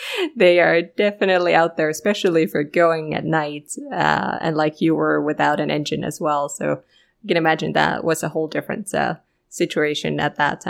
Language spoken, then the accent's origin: English; Finland; I am from Finland